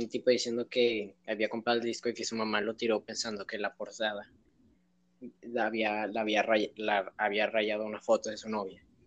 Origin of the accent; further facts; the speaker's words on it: Monterrey, Nuevo León, Mexico; somos aquí de Monterrey